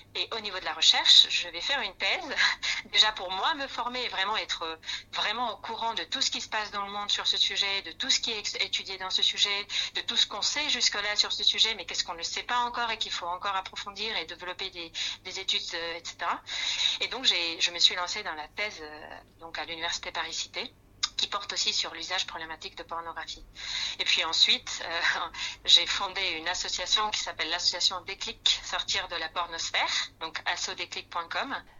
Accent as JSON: {"language": "French", "country": "Spain", "accent": "Spanish", "second_language": "French", "moved": "as an adult", "lives_now": "France", "said": "suis d'origine espagnole. Peut-être vous le ressentez par mon accent"}